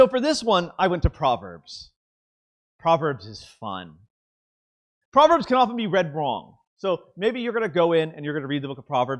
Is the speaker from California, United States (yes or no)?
yes; Southern California, United States; I'm from Southern California, and so we have a lot of Latino and culture families, mainly Mexican.